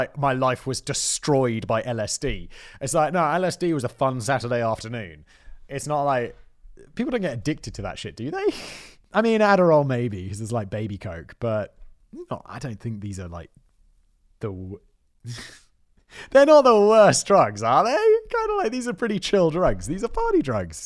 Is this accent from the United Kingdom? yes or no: yes; United Kingdom